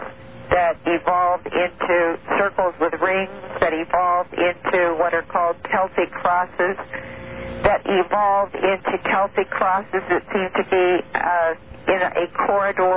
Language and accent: English; Boise, Idaho, United States; I grew up in Boise